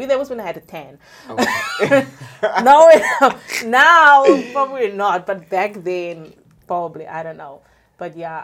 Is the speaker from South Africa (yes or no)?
yes; South Africa; I'm a South African colored.